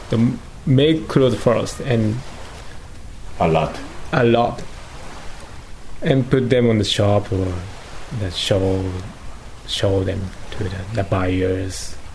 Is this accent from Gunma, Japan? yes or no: yes; Gunma, Japan; I was born in Gunma